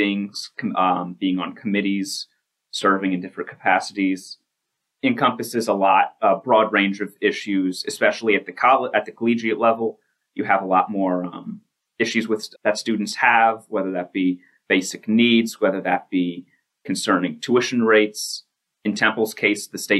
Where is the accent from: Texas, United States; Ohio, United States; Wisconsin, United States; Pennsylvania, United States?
Pennsylvania, United States; Bristol; I am from Bristol Borough